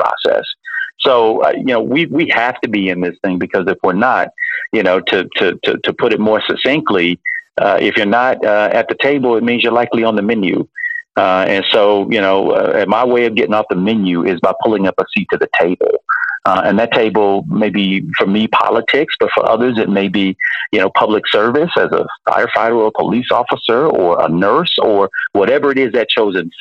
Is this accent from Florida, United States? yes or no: yes; Miami, Florida, United States; having grown up in a working class household, I was born in Miami. My mother drove the Miami-Dade school bus